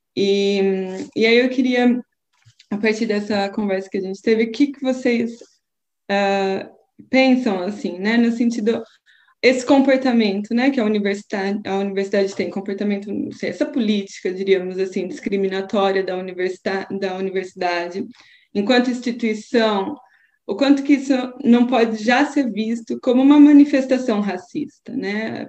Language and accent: Portuguese; Brazil; now in Portugal; enquanto brasileira